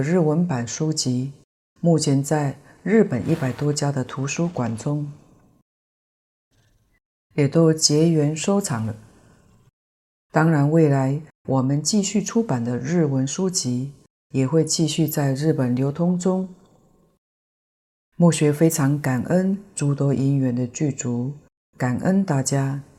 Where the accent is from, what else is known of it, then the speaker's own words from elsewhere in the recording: Taiwan; 虽然书中的背景故事是我们台湾人。